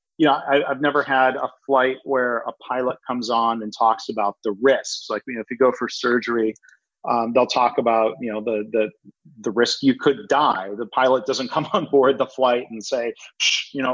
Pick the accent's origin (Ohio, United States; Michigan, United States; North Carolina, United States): Michigan, United States; Detroit; when I was a kid growing up in Detroit